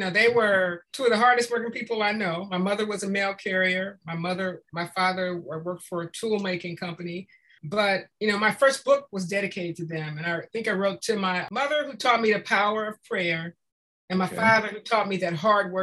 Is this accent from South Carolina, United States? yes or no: no; Compton, California, United States; I grew up in Compton